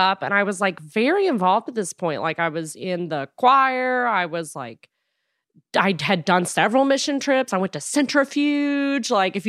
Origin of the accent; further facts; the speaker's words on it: Frankfort, Kentucky, United States; I'm from Frankfurt, which is like smack dab in the middle between the two, which is like Lexington and Louisville, the big cities.